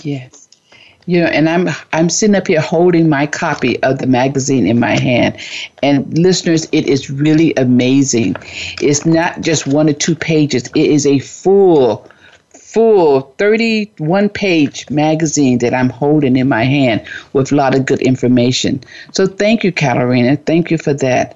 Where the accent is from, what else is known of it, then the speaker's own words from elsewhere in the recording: Florida, United States; now in California, United States; I'm originally from Florida and I'm out in California all by myself